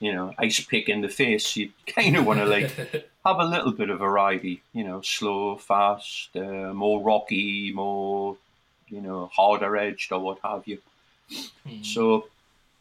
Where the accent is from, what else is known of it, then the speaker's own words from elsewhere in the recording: Newcastle upon Tyne, North East England, United Kingdom; moved away as an adult; also born or lived in New York City, United States; now in Florida, United States; my hometown of Newcastle